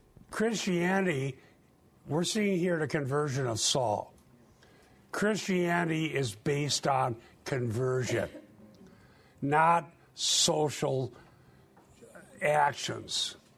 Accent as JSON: {"language": "English", "town": "Sheldon", "region": "Iowa", "country": "United States", "tie": "born or raised there", "said": "In the year 2000, I went down for all school class reunion. My hometown of Sheldon, Iowa"}